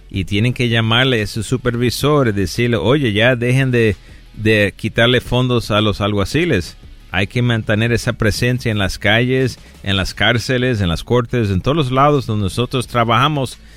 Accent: Chicago, Illinois, United States; moved away; also born or lived in Rochester, New York / New York City; Nací en Chicago y en Nueva York, Rochester y la ciudad de Nueva York también.

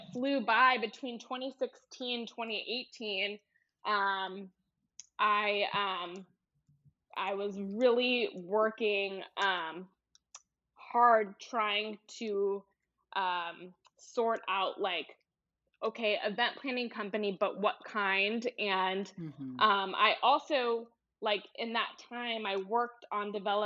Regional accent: Houston, Texas, United States; also born or lived in Georgia; I'm originally from Houston, and I went away for college

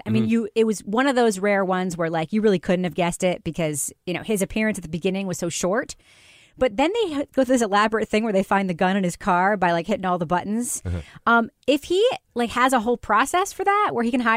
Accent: New York, United States; growing up in New York

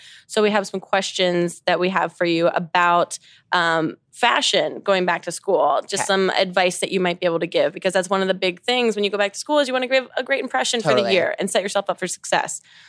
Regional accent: New Jersey, United States; moved away; I was also from Jersey.

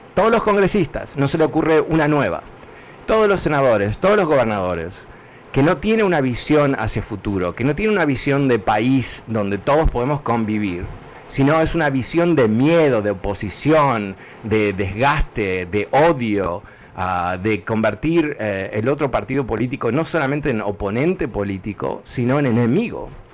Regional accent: Connecticut, United States; de chico en Connecticut, a dos cuadras donde yo vivía

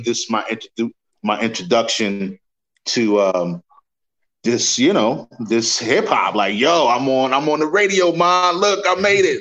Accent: New York City, New York, United States; I grew up in Queens

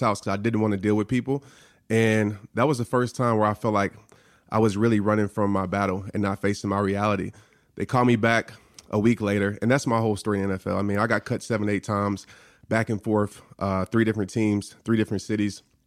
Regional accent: New Orleans, Louisiana, United States; growing up in New Orleans, I stayed across the street from a Saints player

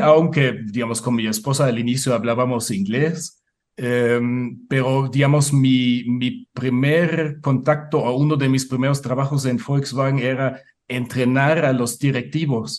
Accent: Munich, Bavaria, Germany; Spanish is a second language; moved away as an adult; now in Puebla, Mexico; Yo nací en el Múnich, en el sur de Alemania

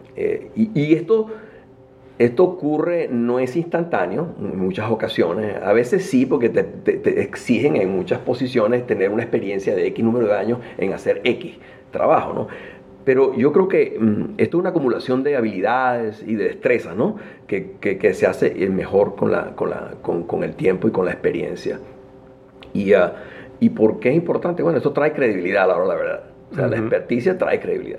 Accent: Caracas, Capital District, Venezuela; moved away as an adult; now in United States; nací en Venezuela, en Caracas

